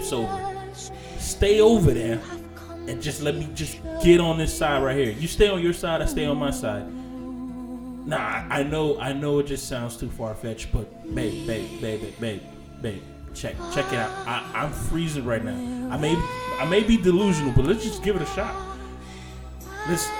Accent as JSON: {"language": "English", "country": "United States"}